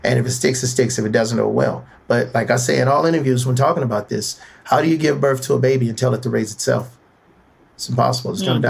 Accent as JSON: {"language": "English", "town": "Cleveland", "region": "Ohio", "country": "United States", "tie": "born or raised there", "moved": "yes", "said": "went to Cleveland, my hometown, told my story. My hometown was the first one to support me, Cleveland, Ohio."}